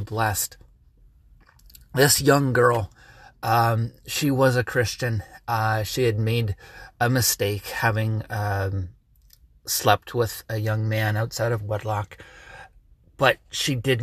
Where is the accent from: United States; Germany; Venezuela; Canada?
Canada; I am a Canadian, and I get WDCX from Buffalo